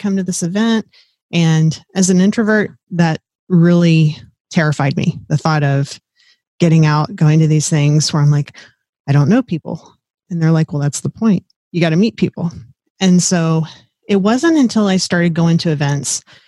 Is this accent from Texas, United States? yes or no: yes; South Texas, United States; moved away as an adult; also born or lived in Fort Riley, Kansas; I grew up in South Texas down by the Gulf of Mexico, where it's hot, muggy, warm